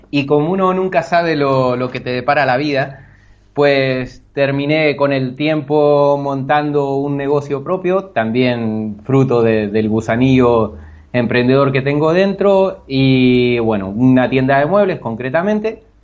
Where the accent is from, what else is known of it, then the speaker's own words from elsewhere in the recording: Bahía Blanca, Buenos Aires Province, Argentina; moved away as an adult; soy de Argentina, de una ciudad un tanto pequeña al sur, Bahía Blanca. Y bueno, me he venido para aquí a los 24 años